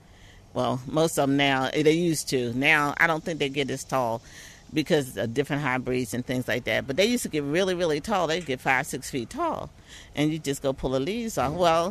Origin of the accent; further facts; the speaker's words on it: Virginia, United States; now in Baltimore, United States; I was born here, but I was raised in part in Virginia.